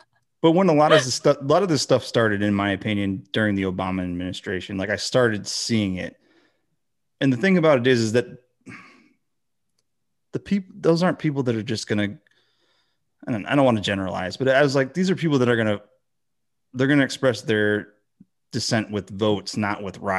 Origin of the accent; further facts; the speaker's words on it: Michigan, United States; And then, you know, I grew up in Michigan where you have a lot of, and it's just all over the country, but you have a lot of, white people who are lower income